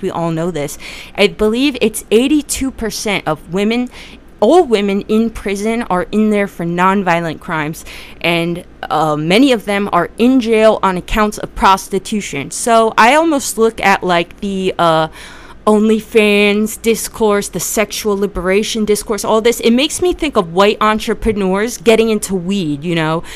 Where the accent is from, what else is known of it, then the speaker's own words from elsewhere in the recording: New Jersey, United States; I'm from Jersey